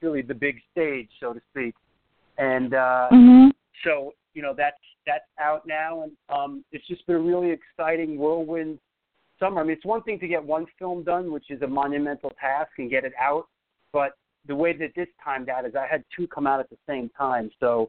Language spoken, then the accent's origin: English; New York City, New York, United States; I'm an American film director, producer, editor, musician. I'm born and raised in New York City.